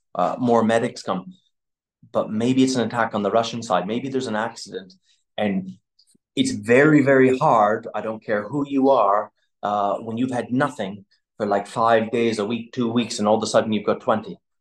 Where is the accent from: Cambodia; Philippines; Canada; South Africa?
Canada; moved away as an adult; also born or lived in United Kingdom; now in Ukraine; So I grew up in Canada